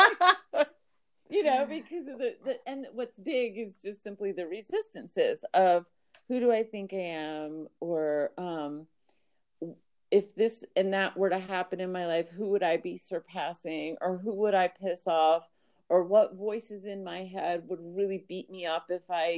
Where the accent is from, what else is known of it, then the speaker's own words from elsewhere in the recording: Miami, Florida, United States; I was brought up in Miami, Florida.